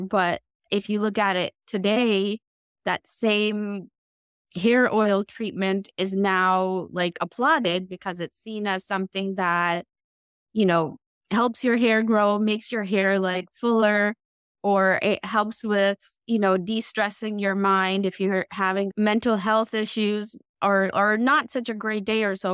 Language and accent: English; United States; when I grew up in the United States